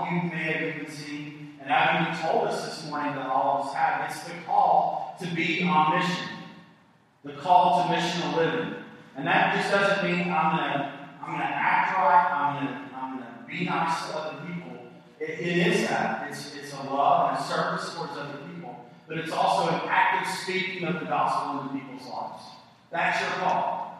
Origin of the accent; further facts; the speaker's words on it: East Tennessee, United States; I'm from East Tennessee.